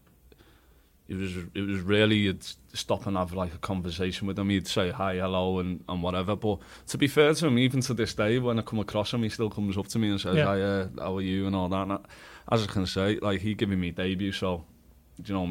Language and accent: English; Liverpool, North West England, United Kingdom; moved away as an adult; I was a Liverpool lad. I've never been outside of Liverpool, and I was from Liverpool.